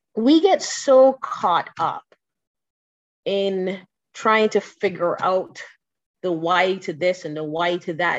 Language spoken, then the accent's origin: English; Barbados; I am from Barbados.